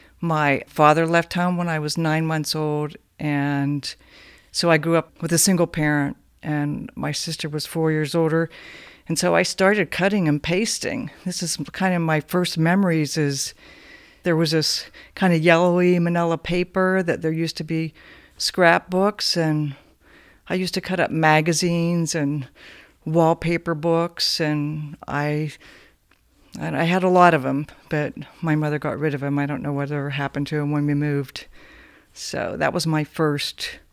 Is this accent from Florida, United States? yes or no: no; Sharpsville, Pennsylvania, United States; also born or lived in New Castle, Pennsylvania; Newcastle, Pennsylvania. For 7 years, and then Sharpsville, Pennsylvania, north of Pittsburgh, western PA.